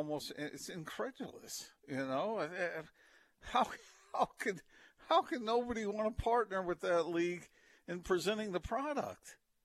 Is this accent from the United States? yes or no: yes; East Coast, United States; moved away; I grew up on the East Coast